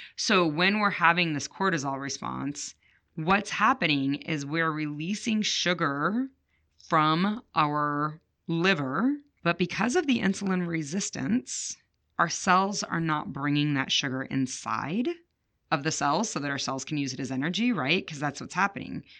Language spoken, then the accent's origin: English; Chicago, Illinois, United States; I grew up in Chicago